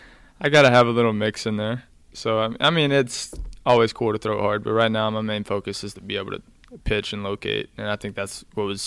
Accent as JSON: {"language": "English", "region": "Northeast Texas", "country": "United States", "said": "I'm from Northeast Texas, small town. Grew up in a town of about 2,000 people."}